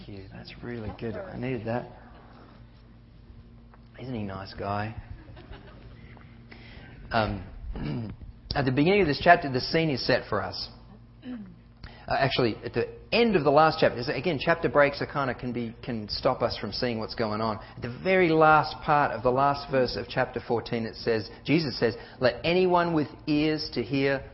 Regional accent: Australia; moved away as an adult; I've got a funny accent because I'm from Australia, and I came in 98

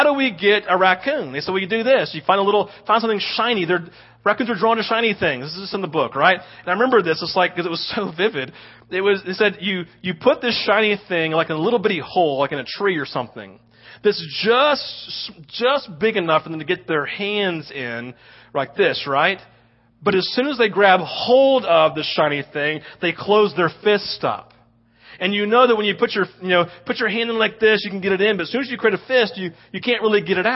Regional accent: the South, United States; We live it growing up in the South

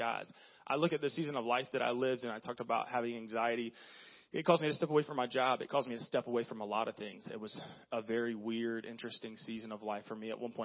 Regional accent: the South, United States; growing up in the South and growing up in the church

